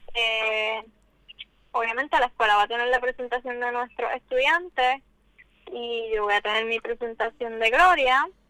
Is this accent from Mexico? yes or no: no; Puerto Rico; nos identifican como puertorriqueñas, como caribeñas